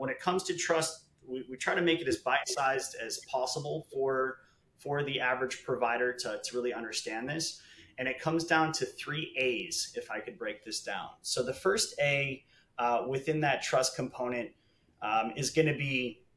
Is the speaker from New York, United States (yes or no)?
no; Chicago, Illinois, United States; moved away as an adult; now in Los Angeles, United States; I'm originally from Chicago. I moved out here to Los Angeles about 10 years ago